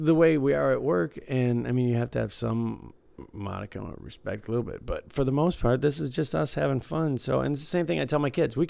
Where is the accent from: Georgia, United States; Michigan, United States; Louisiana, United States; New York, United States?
Michigan, United States; Detroit; moved away as an adult; also born or lived in Tennessee; I moved from Detroit to Tennessee to go to school.